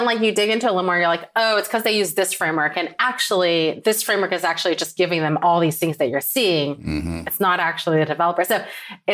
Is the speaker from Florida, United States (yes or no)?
no; Bay Area, California, United States; moved away as an adult; now in Raleigh, United States; I'm from the Bay Area, California, and then I moved to Raleigh, North Carolina